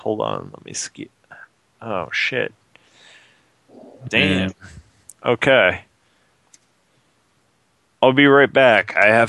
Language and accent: English; United States; now in Canada; Sorry, I'm from the States. I don't know the terminology so well yet.